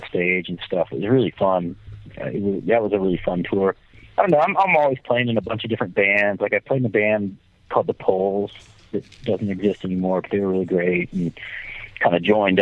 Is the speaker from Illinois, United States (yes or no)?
no; Asheville, North Carolina, United States; also born or lived in San Francisco, California; From Asheville, North Carolina, yeah. Yeah, my family moved there when I was a baby. And I was born in San Francisco and then lived in Asheville pretty much all my life